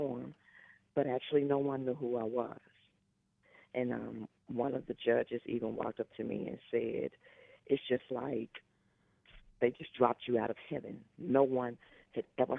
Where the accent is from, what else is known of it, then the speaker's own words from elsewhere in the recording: Jackson, Mississippi, United States; now in Houston, United States; I am originally from Jackson, Mississippi. And I'm not born and raised Houstonian. I am a born and raised Mississippi girl